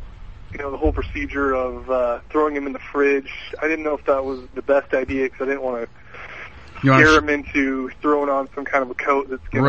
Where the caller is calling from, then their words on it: Pullman, Washington, United States; Pullman, Washington.